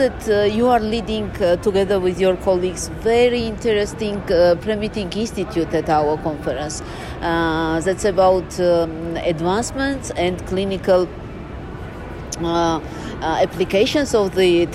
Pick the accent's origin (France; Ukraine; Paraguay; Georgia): Georgia; Tbilisi; from Tbilisi, Georgia